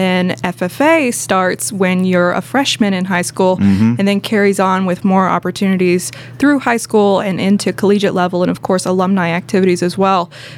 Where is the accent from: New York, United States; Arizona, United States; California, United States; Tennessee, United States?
Tennessee, United States; Mount Juliet; I grew up in Wilson County, out there in Mount Juliet. I went to school at Wilson Central